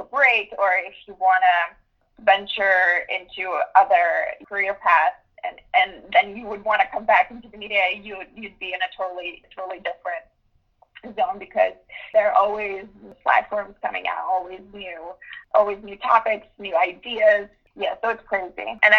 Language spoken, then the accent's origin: English; United States; Growing up in the United States, there's a certain culture that you have to start working at least turning when you turn 16 years old.